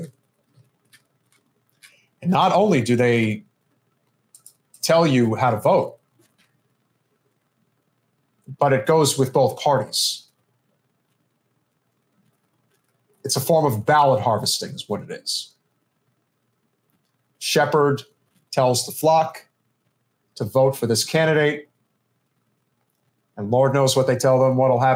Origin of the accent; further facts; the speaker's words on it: Northeast, United States; growing up in the Northeast, you know, where I come from